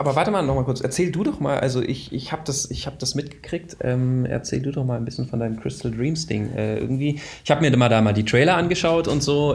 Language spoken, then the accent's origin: German; Waldenbuch, Baden-Württemberg, Germany; also born or lived in Northern Germany (parents); am längsten so von 9 bis 20 habe ich, glaube ich, in der Stuttgarter Region gewohnt, in Waldenbuch